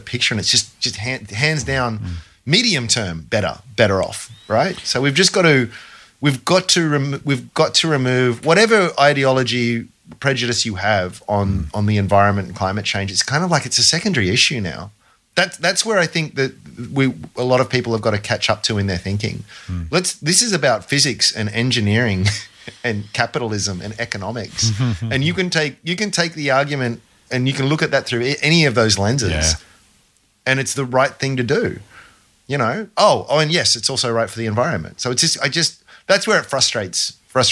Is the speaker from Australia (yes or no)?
yes; Australia; as an Australian